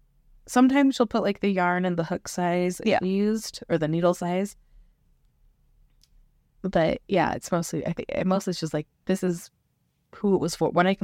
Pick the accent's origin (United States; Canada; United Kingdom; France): United States; Utah; I grew up in Utah, and there was like the Children's Planetarium